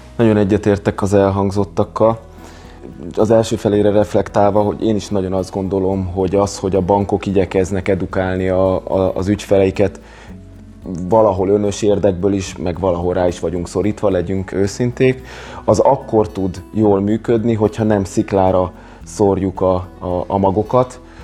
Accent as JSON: {"language": "Hungarian", "country": "Hungary"}